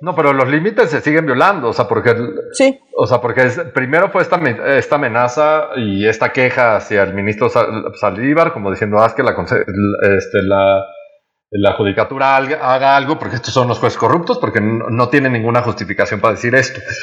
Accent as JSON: {"language": "Spanish", "country": "Mexico", "said": "como mexicanos y como gobierno mexicano"}